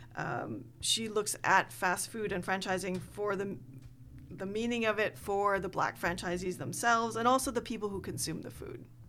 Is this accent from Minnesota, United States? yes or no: yes; Minnesota, United States; moved away as an adult; also born or lived in New York City / Chicago; now in Pacific Northwest, United States; I grew up in Minnesota, and I went to college in New York City, and then went to Chicago for graduate school.